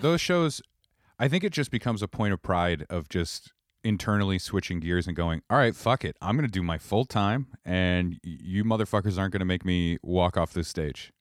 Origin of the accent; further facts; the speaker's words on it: Kittery, Maine, United States; also born or lived in Connecticut / Bangor, Maine; now in Providence, United States; I'm originally from Connecticut, and then, uh, I moved in, like, second grade to Maine, and I grew up in Kittery.